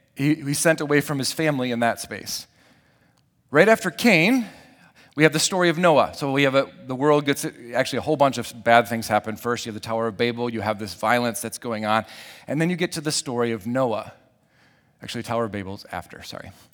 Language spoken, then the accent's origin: English; Lake Michigan, Midwest, United States; growing up around Lake Michigan